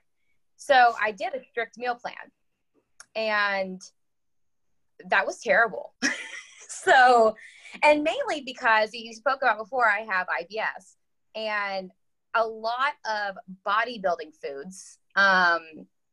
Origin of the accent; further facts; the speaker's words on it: Huntsville, Alabama, United States; moved away as an adult; also born or lived in Georgia / Tennessee / Kansas / Indiana; now in Jacksonville, United States; I currently live in Jacksonville, Florida, but I am originally from Huntsville, Alabama